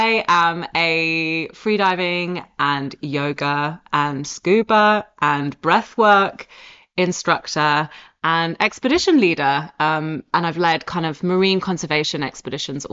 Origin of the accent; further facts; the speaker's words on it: Oxford, South East England, United Kingdom; accent: posh; moved away; also born or lived in Scotland; as you can hear from my accent, I'm from Oxford